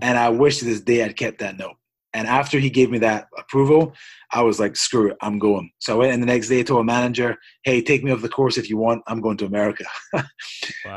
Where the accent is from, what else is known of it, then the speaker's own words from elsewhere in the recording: Scotland, United Kingdom; moved away as an adult; now in United States; I hail from Scotland. Um, I was born in Scotland, UK. Um, and I was there till I was 24 years old.